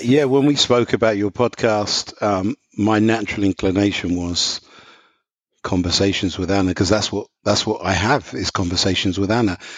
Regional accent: London, United Kingdom; moved away as an adult; now in Indiana, United States; I don't have an American accent, so just to qualify. So I'm from London, England.

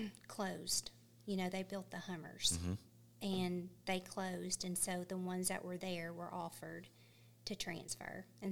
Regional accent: Louisiana, United States; moved away as an adult; now in Scottsville, United States; I'm actually from Louisiana.

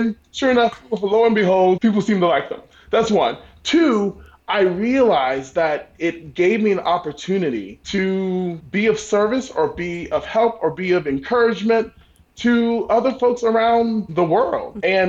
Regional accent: Southeast, United States; Growing up on the East Coast, the Southeast Coast of the United States, hurricanes are kind of where it's at for me.

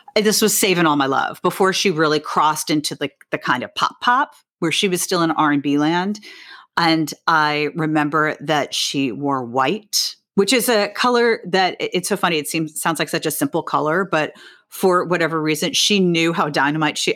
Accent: New York City, New York, United States; I grew up on the Upper West Side, so I grew up like five blocks from where I live now

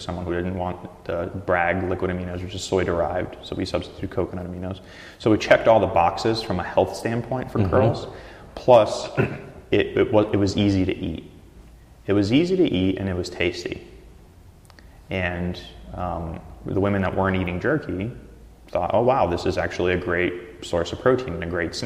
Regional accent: Russia; now in Portland, United States; My background's Russian, my family's Russian, I was born in Russia, so I grew up with like ethnic European style foods and meat

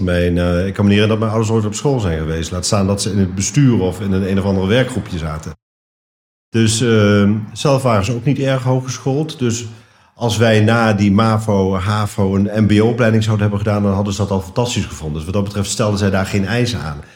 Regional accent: Netherlands; also born or lived in Nijmegen / Den Bosch / Amsterdam / Bussum; ik ben Nederlander

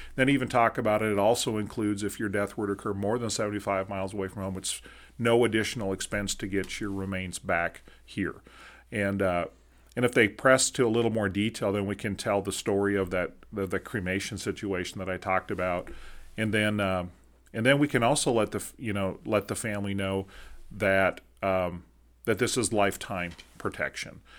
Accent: Minnesota, United States; now in Abilene, United States; in our friends in the north where I grew up in Minnesota

